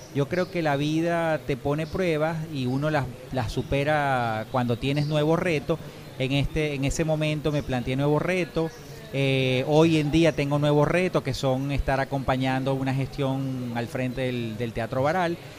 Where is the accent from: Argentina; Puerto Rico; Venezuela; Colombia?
Venezuela; a pesar de ser, como te digo, sangre italiana, decir yo soy venezolano